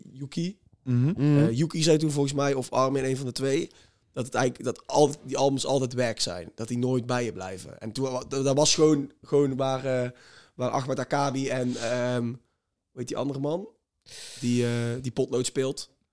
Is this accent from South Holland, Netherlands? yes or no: no; near Langenboom, North Brabant, Netherlands; Lange Boom is een gehucht bij ons in de buurt